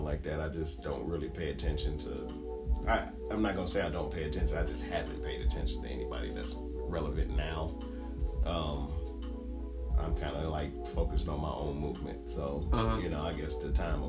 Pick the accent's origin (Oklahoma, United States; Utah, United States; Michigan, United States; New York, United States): Michigan, United States; moved away; back where I'm from Michigan